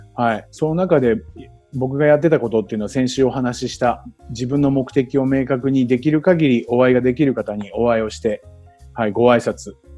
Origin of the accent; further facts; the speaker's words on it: Chiba, Japan; also born or lived in Tokyo; 僕は千葉の人間ですけど東京で仕事をしてましたから